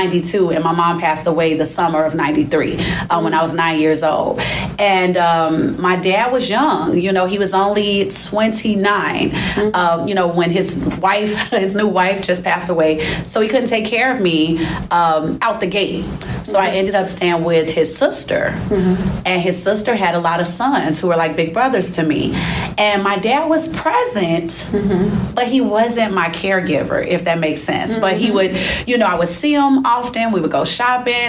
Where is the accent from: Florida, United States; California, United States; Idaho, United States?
California, United States; Inglewood; I grew up in Inglewood